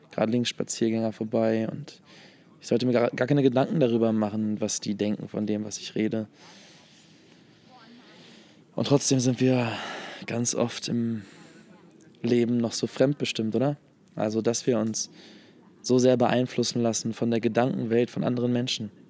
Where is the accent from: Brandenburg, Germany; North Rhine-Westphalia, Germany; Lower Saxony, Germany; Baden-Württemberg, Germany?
Lower Saxony, Germany; Hannover; now in Hamburg, Germany; Nee, ich komme ich komm, äh, aus Hannover eigentlich.